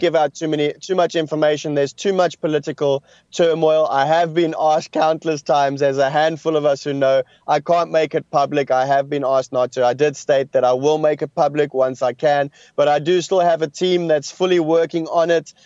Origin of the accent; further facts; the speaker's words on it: South Africa; I come from South Africa.